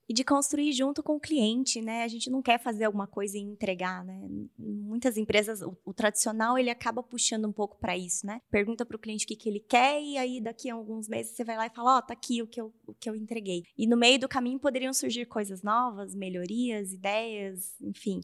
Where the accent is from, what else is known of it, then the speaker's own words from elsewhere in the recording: Curitiba, Paraná, Brazil; Eu sou de Curitiba, tô aqui em BH essa semana